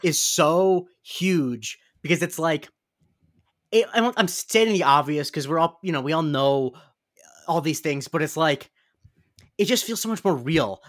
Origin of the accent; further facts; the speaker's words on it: West Coast of Florida, United States; I am from Florida